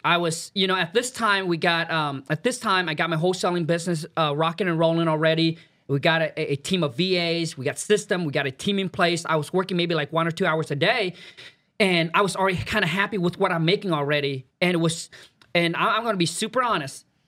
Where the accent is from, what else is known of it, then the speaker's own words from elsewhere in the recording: Vietnam; now in United States; I was born in Vietnam, raised up in a mud hut, super poor